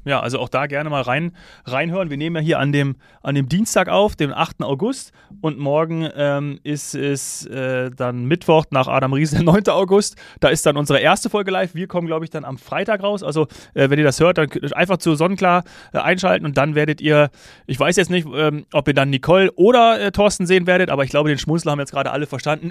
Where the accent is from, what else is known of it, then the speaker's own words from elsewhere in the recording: Bavaria, Germany; für mich als Bayer